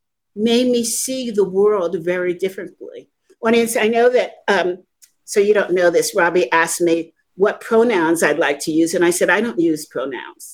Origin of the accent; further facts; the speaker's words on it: New York City, New York, United States; also born or lived in Lower East Side, Manhattan; I grew up in the Bronx